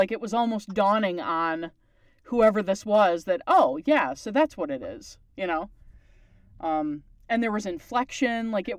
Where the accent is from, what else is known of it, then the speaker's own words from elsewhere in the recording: Canada; Because I'm Canadian